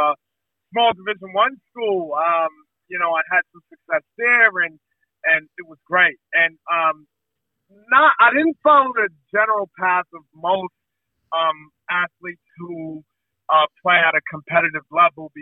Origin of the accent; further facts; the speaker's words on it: New York City, New York, United States; moved away; I'm originally from the U.S. So I come from Brooklyn, New York. Those are my stomping grounds